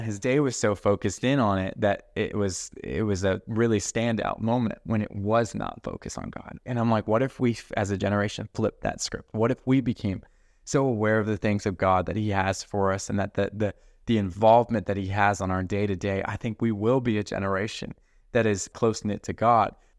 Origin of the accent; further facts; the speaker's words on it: Colorado, United States; I'm from Colorado